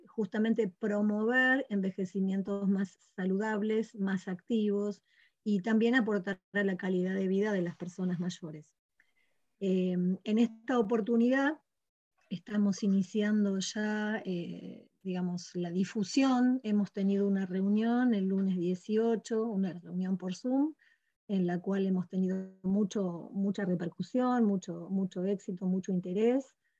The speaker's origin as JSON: {"language": "Spanish", "region": "Patagonia", "country": "Argentina", "said": "de distintas ciudades de nuestra Patagonia"}